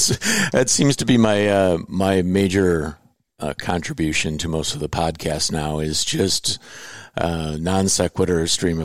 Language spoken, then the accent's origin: English; Indiana, United States; born there; I was born in Indiana as well